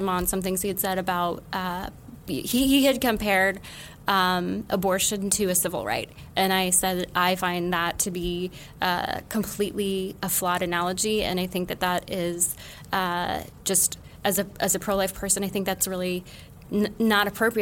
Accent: Utah, United States; now in New York City, United States; being from Utah, but living in other parts of the state as a Mormon

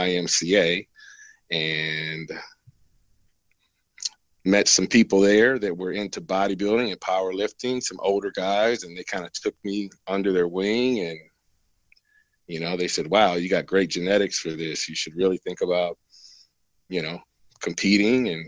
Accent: Flint, Michigan, United States; moved away as an adult; now in Las Vegas, United States; I was born in Flint, Michigan, 1971. And I was born and raised there

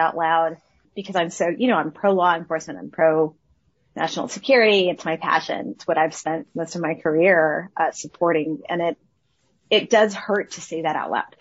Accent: El Paso, Texas, United States; my hometown and where I grew up

